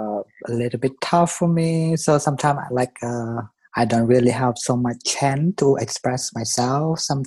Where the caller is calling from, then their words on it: Frankfurt, Hesse, Germany; I'm calling from Frankfurt, Germany.